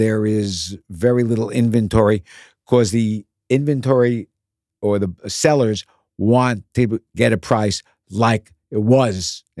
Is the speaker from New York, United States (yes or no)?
yes; Bronx, New York, United States; I was born in the Bronx near Yankee Stadium.